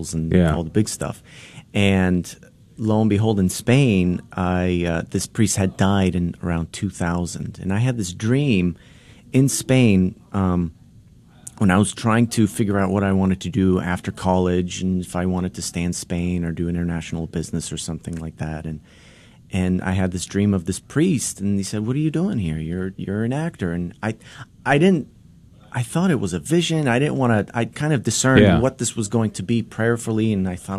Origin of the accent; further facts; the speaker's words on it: Boston, Massachusetts, United States; first language Polish; English is a second language; moved away; also born or lived in Los Angeles; I'm from Boston